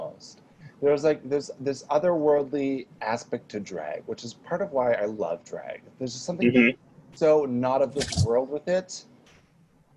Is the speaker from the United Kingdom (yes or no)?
no; Canada; accent: Canadian; I have a Canadian accent, and I can talk with my Canadian accent